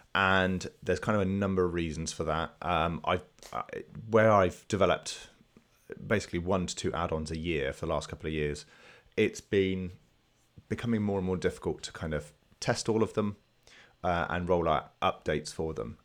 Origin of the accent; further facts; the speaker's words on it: England, United Kingdom; being English